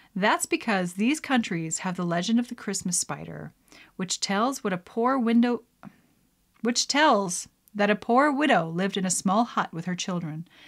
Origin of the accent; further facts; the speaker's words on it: Canada; as a Canadian